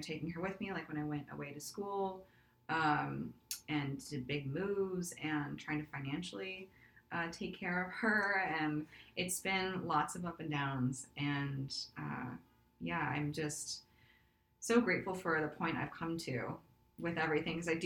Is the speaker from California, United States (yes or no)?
yes; Burbank, California, United States; when we moved to Burbank, California, which is in the Los Angeles County area from the mountains